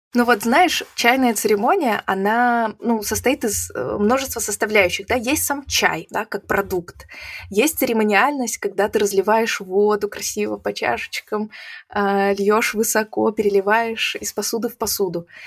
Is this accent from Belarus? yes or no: yes; Belarus; moved away as an adult; also born or lived in Croatia; now in Latvia; когда меня спрашивали, откуда ты, я говорила из Беларуси